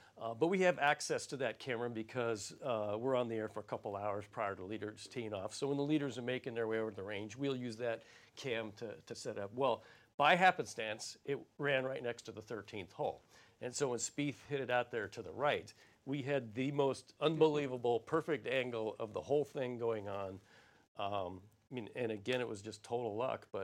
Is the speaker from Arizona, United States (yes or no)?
yes; Arizona, United States; I'm from Arizona